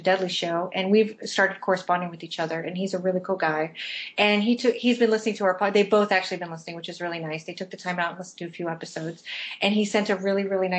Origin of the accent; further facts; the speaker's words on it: London, United Kingdom; I am from London in the southern part of England, and I've never lived in Liverpool.